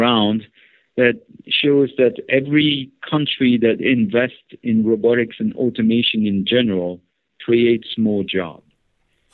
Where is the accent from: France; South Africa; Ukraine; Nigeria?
France; northeast France; I grew up in northeast part of France